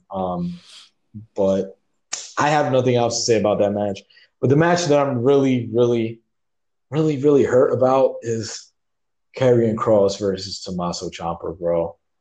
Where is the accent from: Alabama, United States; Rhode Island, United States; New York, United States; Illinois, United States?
New York, United States; New York City; we're Puerto Ricans, we're from the Bronx